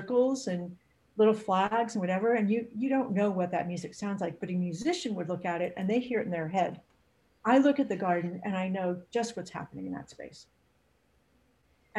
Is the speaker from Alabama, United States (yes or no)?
no; San Fernando Valley, California, United States; also born or lived in North Carolina; I grew up in the San Fernando Valley